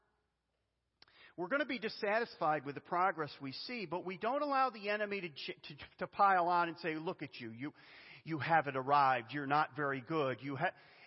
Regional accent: Western New York, United States; I grew up in Western New York

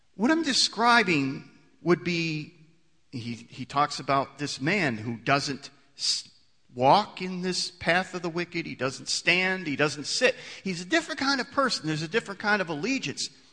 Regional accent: United States; I'm an American

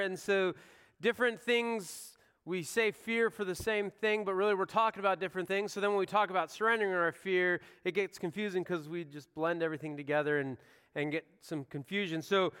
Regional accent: Pacific Northwest, United States; I have what I like to think is a healthy fear of grizzly bears. I grew up in the Northwest. It was a real thing.

